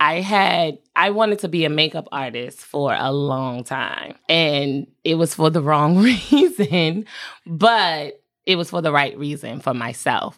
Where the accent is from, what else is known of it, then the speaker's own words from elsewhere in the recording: North Carolina, United States; also born or lived in Southeast Washington, D.C.; North Carolina with my mom, but I spent my summers and my holidays in D C